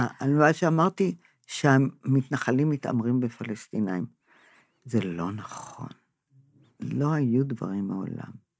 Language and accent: Hebrew; Israel; אני נולדתי פה, הוריי נולדו פה